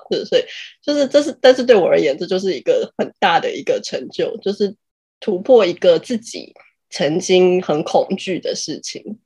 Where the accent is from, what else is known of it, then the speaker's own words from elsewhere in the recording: Taiwan; 我们就是台湾哦。人